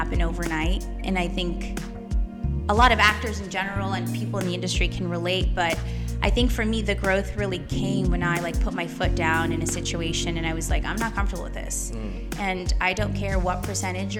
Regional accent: New York, United States; accent: Brooklyn; also born or lived in Kyiv, Ukraine; now in Los Angeles, United States; they came when I was about 2 years old. So I grew up in New York

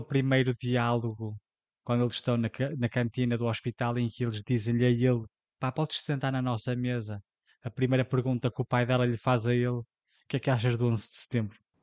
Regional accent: Portugal; para nós, enquanto portugueses

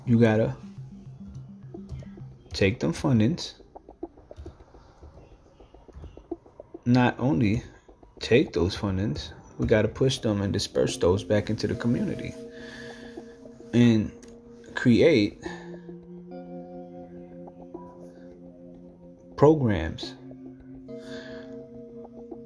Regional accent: New York City, New York, United States; I'm from New York City.

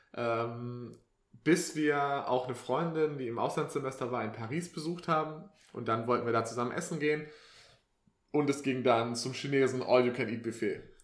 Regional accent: Swabia, Baden-Württemberg, Germany; moved away; ich bin ja eigentlich äh, aus dem Schwabenland

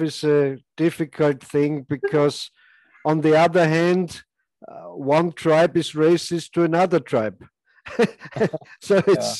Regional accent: Austria; I'm from Austria

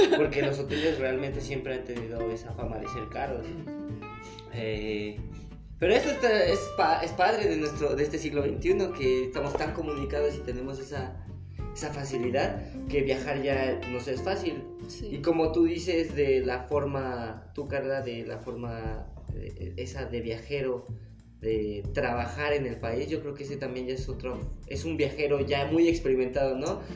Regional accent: Mexico; yo vengo del extranjero y soy mexicano

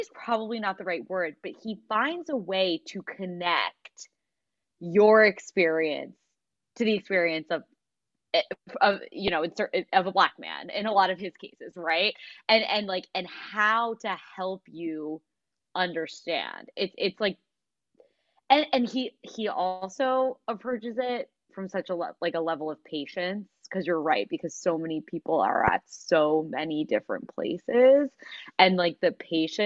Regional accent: Philadelphia, Pennsylvania, United States; we're from Philadelphia.

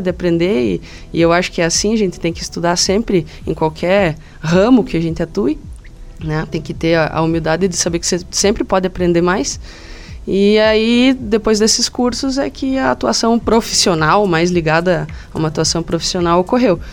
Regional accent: Anita Garibaldi, Santa Catarina, Brazil; eu sou natural de Anitta Garibaldi. Fica aqui, né, a, 110 quilômetros aqui, em direção aqui a, ao, ao meio-oeste. É, é Planalto Serrano ainda

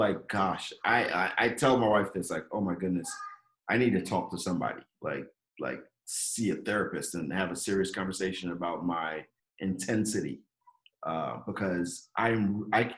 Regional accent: Nigeria; moved away; also born or lived in Jos; When we grew up in Nigeria

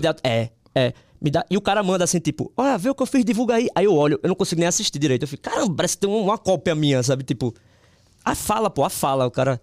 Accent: Northeast Region, Brazil

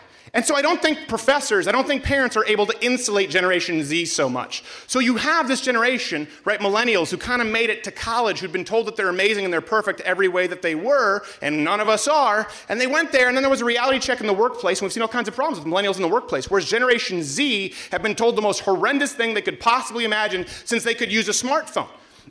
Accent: Canada; everyone else booing because I'm still Canadian.

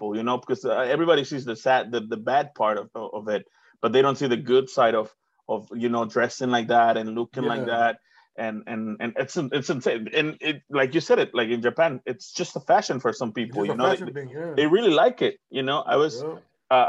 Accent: Tonalá, Jalisco, Mexico; moved away as an adult; also born or lived in United States; now in New Zealand; I grew up in Guadalajara, but I grew up like in the shitty area, which is called Tonalá.

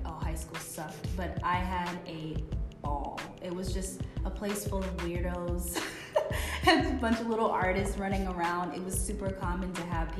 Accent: Boston, Massachusetts, United States; moved away as an adult; also born or lived in Chicago; I'm originally from Boston. I grew up in Roslindale

